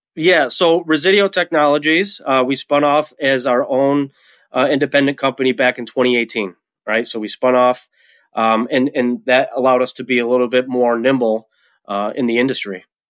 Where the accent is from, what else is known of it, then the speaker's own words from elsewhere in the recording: Webster, New York, United States; moved away as an adult; also born or lived in Colorado; now in Rochester, United States; I was born and raised in Webster, New York, which is, you know, a town in Rochester